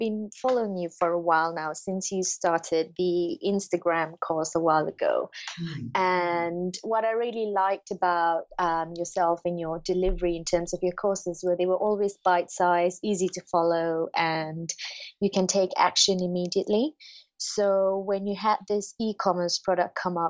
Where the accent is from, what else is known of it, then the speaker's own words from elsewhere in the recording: Malaysia; moved away; I'm originally from Malaysia